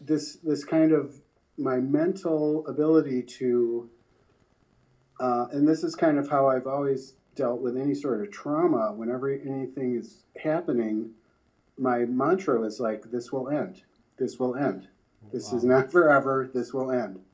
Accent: Pemberville, Ohio, United States; moved away; I was coming from Pemberville, Ohio

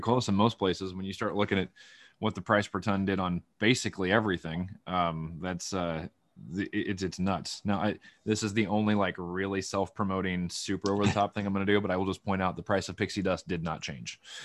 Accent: Van Buren County, Iowa, United States; moved away as an adult; also born or lived in Illinois; now in Washington, United States; when you grow up in Van Buren County, Iowa, you gotta drive an hour to an hour and a half to get anything anyway

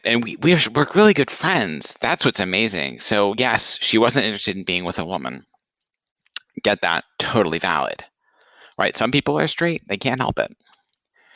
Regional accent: Franklin, Tennessee, United States; moved away; my hometown, Franklin, Tennessee

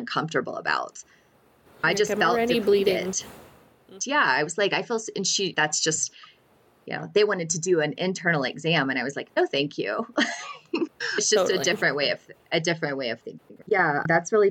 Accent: Alabama, United States; now in New Mexico, United States; I'm actually from Alabama

